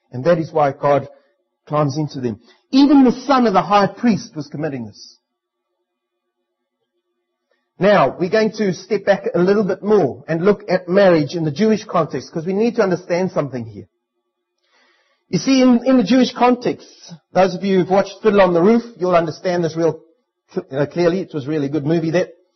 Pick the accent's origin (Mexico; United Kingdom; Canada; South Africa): South Africa; now in New Zealand; as a South African, I'm only allowed to marry a South African